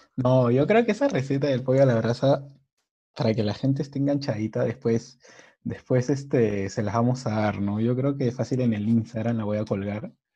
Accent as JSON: {"language": "Spanish", "country": "Peru", "said": "Somos peruanos. Nosotros creo que hemos nacido con el olor de comida."}